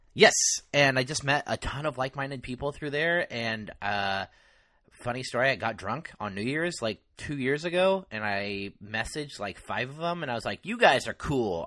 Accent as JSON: {"language": "English", "area": "Mendocino County", "region": "California", "country": "United States", "tie": "born or raised there", "said": "Mendocino, which is the county of my hometown"}